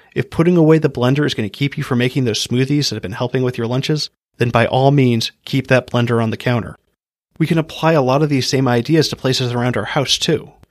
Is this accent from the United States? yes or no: yes; Hawaii, United States; I grew up in Hawaii